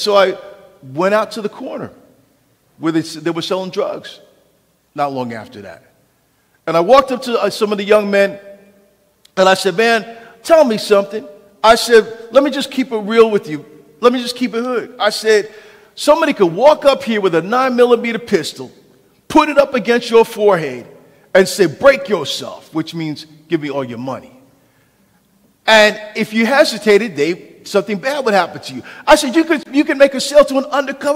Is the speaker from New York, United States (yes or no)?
yes; New York City, New York, United States; moved away as an adult; also born or lived in Modesto / Oakland; I was born in New York City.